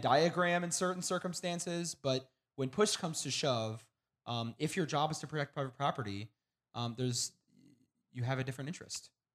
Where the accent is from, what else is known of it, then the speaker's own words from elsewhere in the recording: Kansas City, Missouri, United States; I am from Kansas City